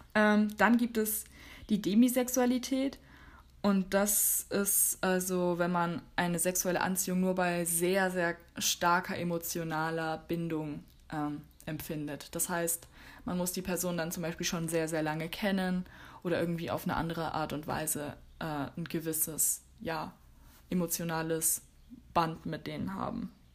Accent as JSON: {"language": "German", "country": "Germany", "said": "bei uns in Deutschland"}